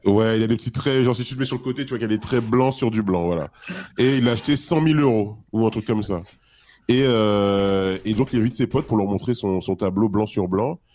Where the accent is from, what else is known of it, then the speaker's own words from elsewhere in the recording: Île-de-France, France; moi, je suis d'Île-de-France, je suis à parisien.